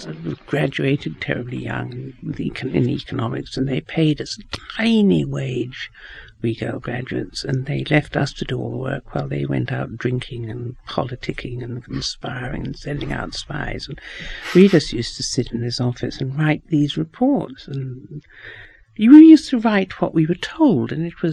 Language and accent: English; New Zealand; moved away; also born or lived in England; I grew up in New Zealand because my mother married my father when she was very young. My father was an English doctor. We went out to New Zealand